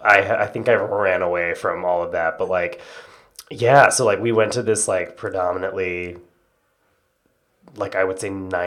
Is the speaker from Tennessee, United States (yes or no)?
yes; Johnson City, Tennessee, United States; now in New York, United States; I am from Tennessee, a little town called Johnson City that no one's ever heard